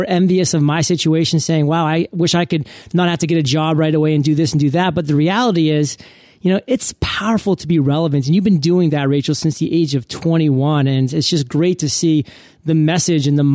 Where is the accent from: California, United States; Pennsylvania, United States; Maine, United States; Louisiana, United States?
Maine, United States; I come from Maine